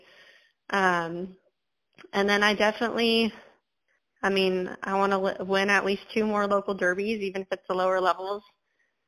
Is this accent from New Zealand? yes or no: no; California, United States; moved away; I'm from California